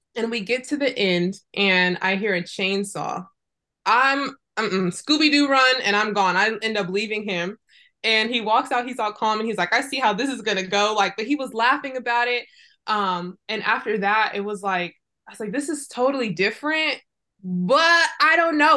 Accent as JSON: {"language": "English", "town": "Fresno", "region": "California", "country": "United States", "tie": "born or raised there", "also_born_or_lived": "Irvine", "moved": "as an adult", "said": "I was growing up in Fresno"}